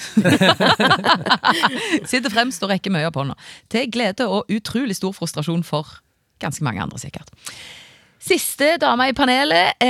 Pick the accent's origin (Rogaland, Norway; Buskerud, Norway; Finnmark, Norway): Rogaland, Norway; Bryne; accent: Jærsk; now in Trondheim, Norway; Opprinnelig fra Bryne, men har bodd både her og der. Og nå i Trondheim